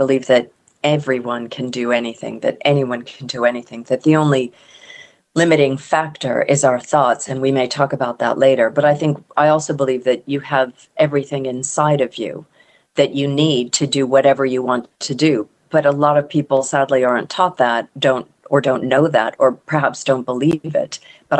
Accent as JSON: {"language": "English", "region": "Deep South", "country": "United States", "tie": "born there", "also_born_or_lived": "Mississippi / Texas / Connecticut / Pennsylvania", "said": "So I was born in the Deep South. My mom was from New Orleans and her whole ancestry is there. But we moved around a lot as kids."}